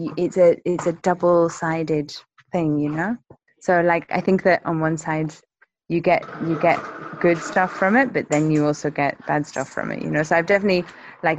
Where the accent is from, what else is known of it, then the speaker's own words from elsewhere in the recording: England, United Kingdom; moved away as an adult; now in Mexico; I'm English